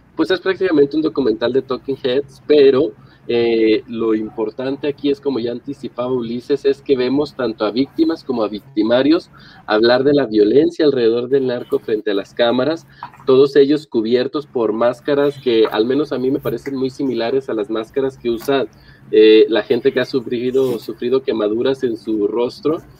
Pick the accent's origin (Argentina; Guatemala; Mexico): Mexico; Nosotros, pues, evidentemente como mexicanos que viven en este país